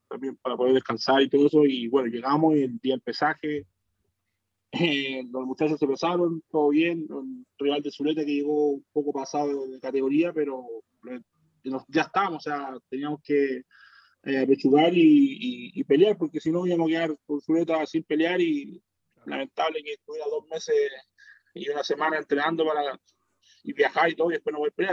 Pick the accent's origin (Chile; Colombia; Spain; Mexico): Chile; uno como chileno